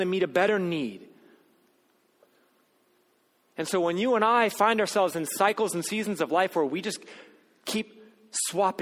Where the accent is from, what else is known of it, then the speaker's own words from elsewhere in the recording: United States; as an American who follows Jesus